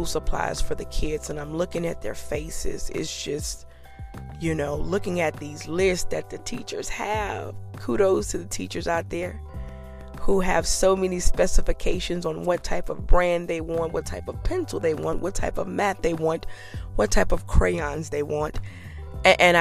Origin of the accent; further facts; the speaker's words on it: Louisiana, United States; I'm from Louisiana, and it's hot